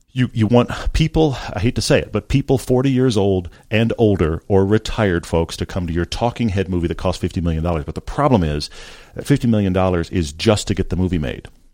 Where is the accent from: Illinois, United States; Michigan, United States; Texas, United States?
Texas, United States; I grew up in Texas